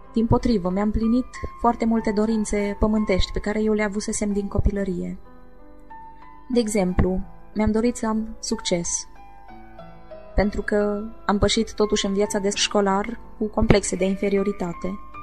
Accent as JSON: {"language": "Romanian", "region": "Maramureș County", "country": "Romania", "tie": "born or raised there", "said": "folclorul maramureșan, pentru că făcea parte din zona natală"}